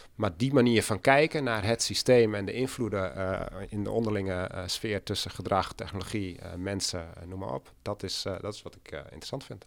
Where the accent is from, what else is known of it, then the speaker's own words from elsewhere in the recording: Oudega, Friesland, Netherlands; moved away as an adult; also born or lived in Enschede; ik ben ook geboren en getogen in Friesland.